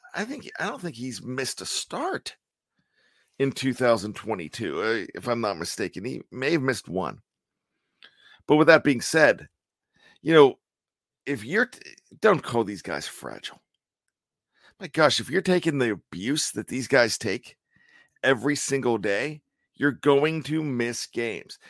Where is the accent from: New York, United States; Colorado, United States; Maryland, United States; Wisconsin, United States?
Maryland, United States; We are residents of the Old Line State. We are here in Maryland.